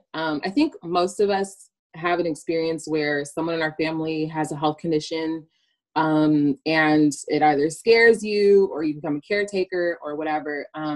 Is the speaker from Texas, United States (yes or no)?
yes; Houston, Texas, United States; also born or lived in Nigeria; I am from Houston, Texas, by way of Nigeria, by way of wanting, I never know how to answer that question.